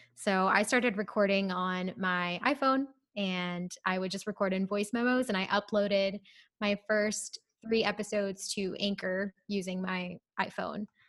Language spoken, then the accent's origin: English; Ohio, United States; moved away as an adult; also born or lived in India / Waco, Texas; now in Houston, United States; I'm actually originally from Ohio, so my family lives there